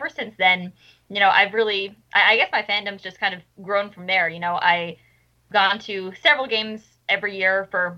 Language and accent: English; Long Island, New York, United States; I'm from Long Island as well. So I've been fortunate enough to live right on the train line that goes to Citi Field.